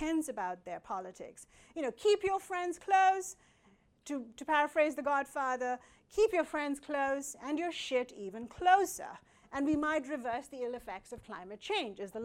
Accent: India; I come from India

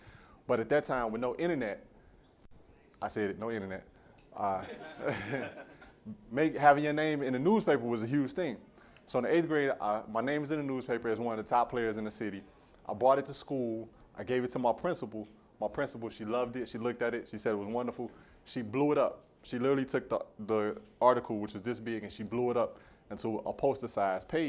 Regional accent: Chicago, Illinois, United States; Born and raised in Jeffrey Manor on the southeast side of Chicago. I did not move out of this neighborhood until I was 26 years old.

